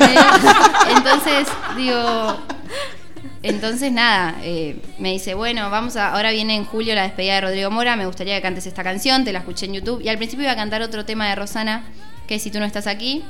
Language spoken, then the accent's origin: Spanish; Miramar, Buenos Aires Province, Argentina; soy de Miramar